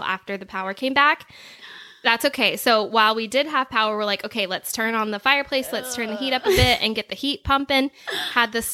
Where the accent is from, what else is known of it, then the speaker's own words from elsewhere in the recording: the South, United States; now in Haslet, United States; we didn't never have snow where I was growing up either. I'm from the South